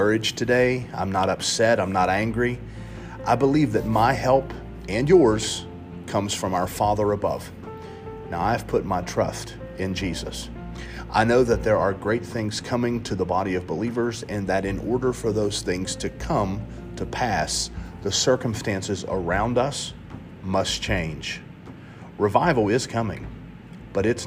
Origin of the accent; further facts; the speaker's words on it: United States; As a Christian American